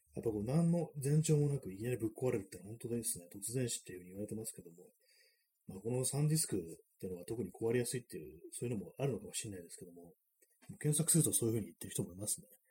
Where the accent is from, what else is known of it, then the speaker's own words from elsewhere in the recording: Tokyo, Japan; 私はまあちょっと東京生まれ